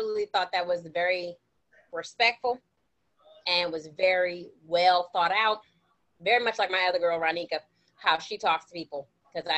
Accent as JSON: {"language": "English", "country": "United States", "said": "I know I'm an American. I'm reminded every time I leave this country that I'm an American"}